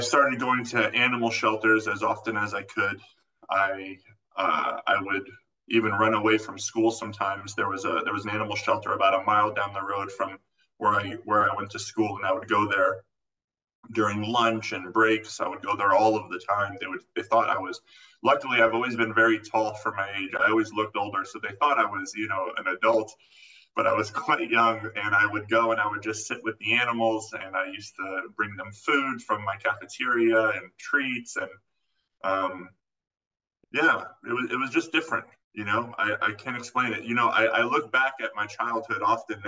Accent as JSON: {"language": "English", "region": "Florida", "country": "United States", "tie": "born or raised there", "also_born_or_lived": "California", "moved": "yes", "said": "I actually grew up in Florida"}